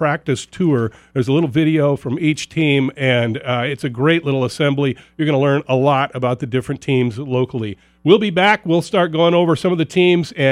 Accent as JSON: {"language": "English", "town": "Tacoma", "region": "Washington", "country": "United States", "tie": "born or raised there", "said": "I grew up in Tacoma, went to Stadium High School"}